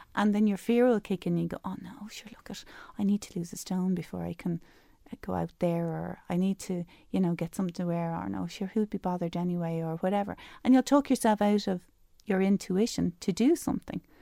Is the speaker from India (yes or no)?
no; Dublin, Leinster, Ireland; moved away as an adult; I'm I'm from Dublin um, originally